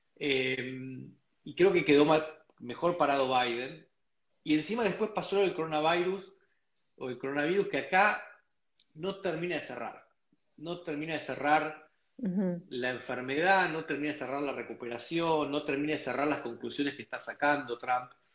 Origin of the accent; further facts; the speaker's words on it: Argentina; moved away as an adult; yo me fui hace 20 años de Argentina